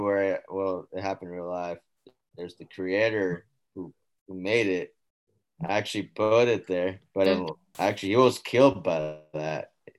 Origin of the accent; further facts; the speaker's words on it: United States; I'm American too, but no one really knows about it.